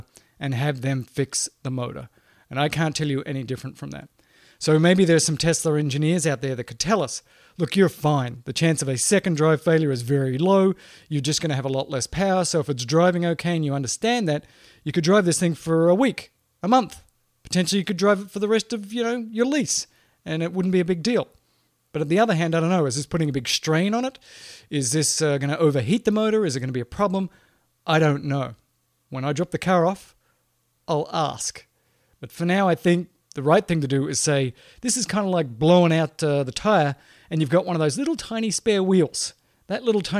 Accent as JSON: {"language": "English", "country": "Australia", "tie": "born or raised there", "moved": "yes", "lives_now": "United States", "said": "I grew up in Australia in the outback"}